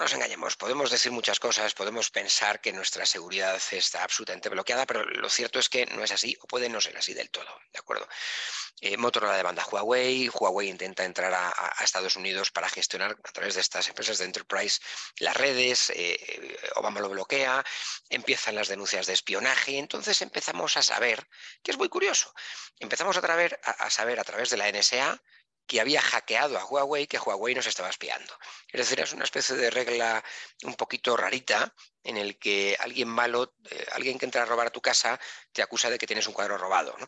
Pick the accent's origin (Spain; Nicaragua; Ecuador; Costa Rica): Spain; soy español. Entonces, los españoles tenemos este, eh, este, pequeño problema de que hablamos muy deprisa.